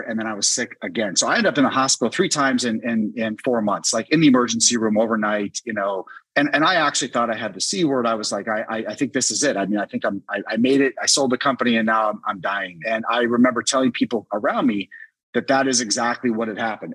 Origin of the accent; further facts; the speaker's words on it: Washington, District of Columbia, United States; my hometown of DC